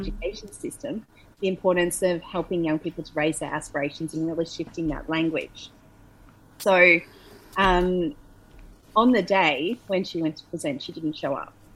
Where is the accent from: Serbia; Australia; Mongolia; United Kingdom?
Australia; moved away as an adult; also born or lived in Melbourne; now in Bali, Indonesia; as an Australian